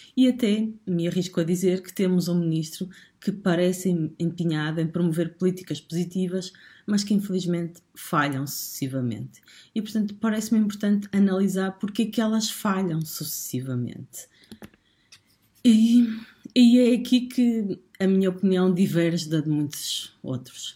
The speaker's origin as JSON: {"language": "Portuguese", "country": "Portugal", "said": "nós, portugueses"}